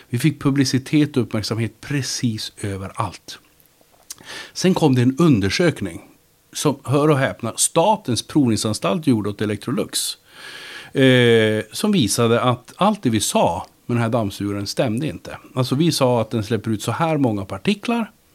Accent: Luleå, Norrbotten County, Sweden; Jag växte upp i Luleå

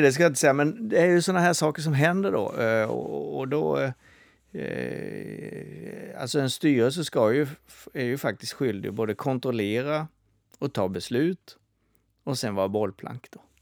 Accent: Småland, Sweden; jag som är smålänning

